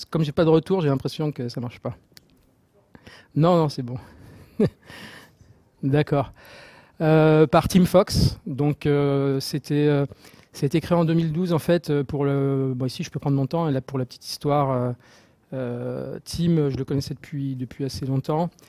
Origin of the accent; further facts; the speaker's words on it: Marseille, Provence-Alpes-Côte d'Azur, France; Euh, je viens de Marseille, donc euh, comme j'ai dit, et je suis là-bas euh, aussi Marseille Java User Group Leader.